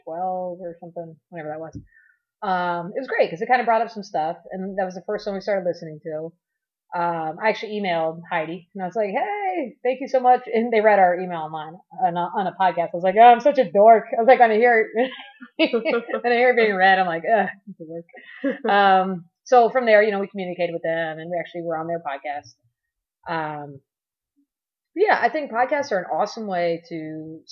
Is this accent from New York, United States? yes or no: no; Miami, Florida, United States; I'm from Miami originally